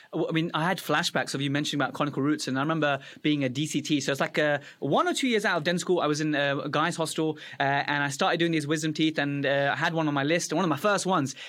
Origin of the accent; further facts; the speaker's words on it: Afghanistan; moved away; I was born in Afghanistan